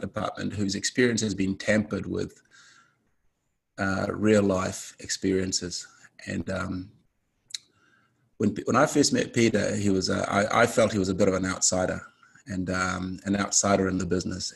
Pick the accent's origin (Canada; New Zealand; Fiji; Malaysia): Fiji; I come from the Fijian Islands